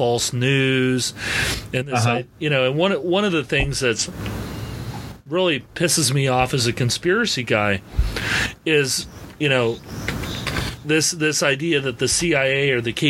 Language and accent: English; United States; I'm an American